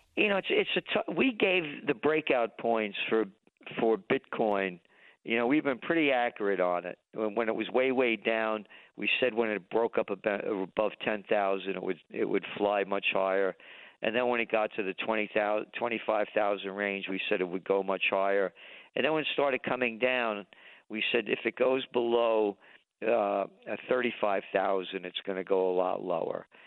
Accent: United States; I am an American

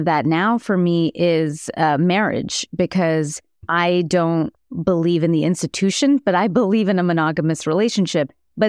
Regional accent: India; I'm Indian. I'm always doing math.

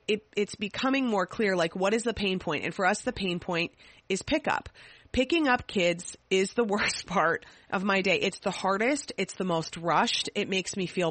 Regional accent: Minnesota, United States; I'm a Minnesotan.

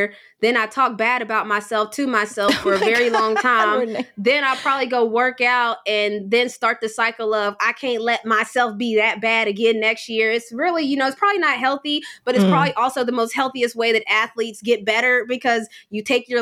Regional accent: West Virginia, United States; moved away; we're from West Virginia

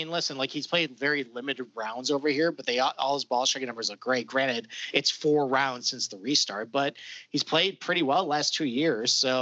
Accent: Rochester, New York, United States; in my hometown here of Rochester, New York

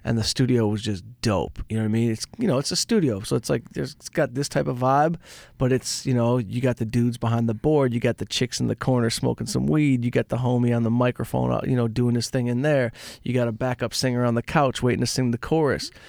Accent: Detroit, Michigan, United States; I'm from Detroit.

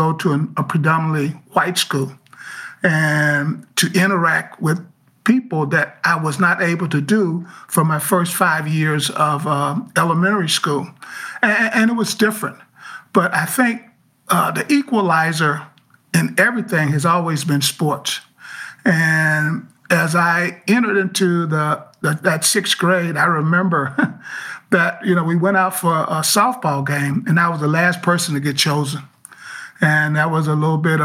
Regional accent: Muscle Shoals, Alabama, United States; moved away as an adult; also born or lived in Cleveland / Baltimore; growing up in Alabama in the 60s and the 70s

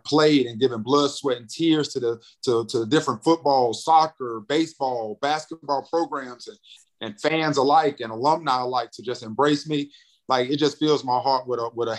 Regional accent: Greensboro, North Carolina, United States; also born or lived in St. Louis, Missouri; a radio program that's in my hometown. I grew up listening to 102 Jams

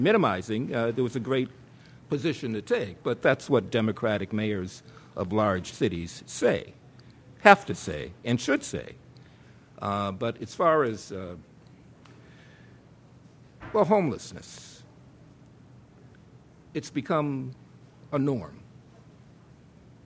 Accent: Boston, Massachusetts, United States; when I was growing up in Roxbury, we didn't have any money

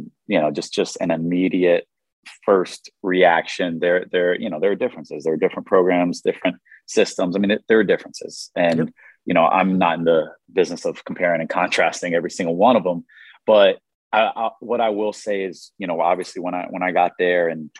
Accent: Raleigh, North Carolina, United States; I'm from Raleigh, North Carolina

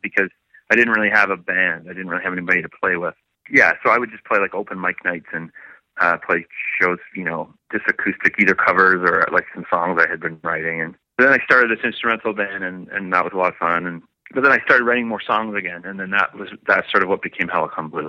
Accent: St. Catharines, Ontario, Canada; St. Catharines is where myself and Wade and Steele and Jesse, our original drummer, that's where we were all, all born and raised.

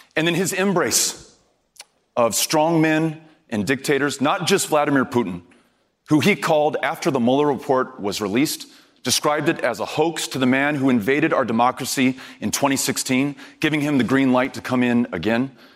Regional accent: El Paso, Texas, United States; my hometown of El Paso, Texas

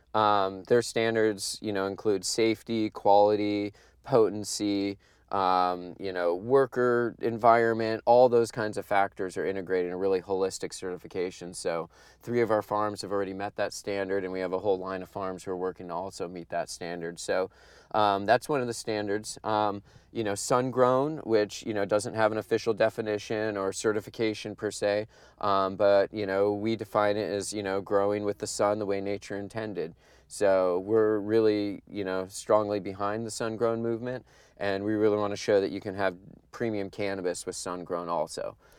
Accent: Humboldt County, California, United States; growing up in Humboldt County

